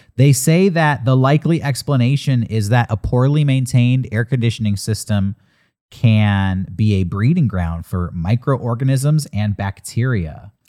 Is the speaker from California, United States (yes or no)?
yes; Southern California, United States; Growing up in Southern California